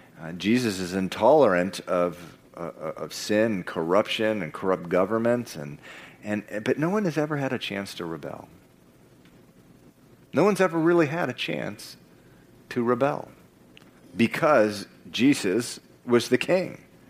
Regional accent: Venezuela; I spent part of my growing up in Venezuela, and some of the decisions that have been coming from the rulers of that country are just so crazy.

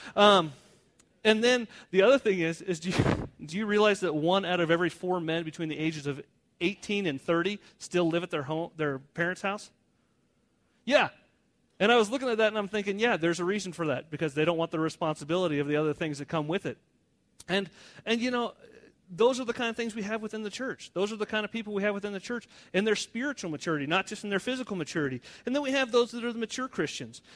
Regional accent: United States; I'm American

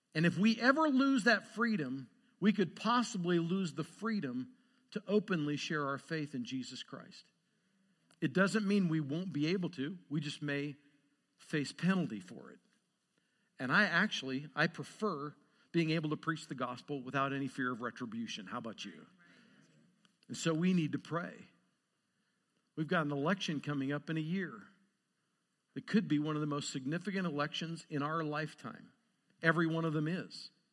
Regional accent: Lewiston, Idaho, United States; also born or lived in Montana; now in Great Falls, Montana, United States; I was born and raised in Lewiston, Idaho. I'm a spud.

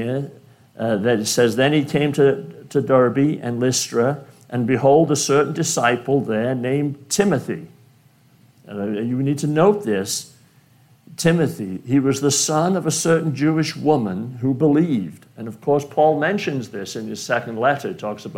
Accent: United Kingdom; now in United States; being British

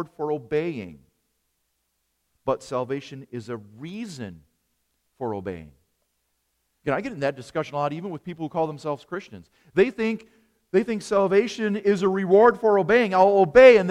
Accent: Wisconsin, United States; accent: Wisconsinite; my Wisconsinite accent

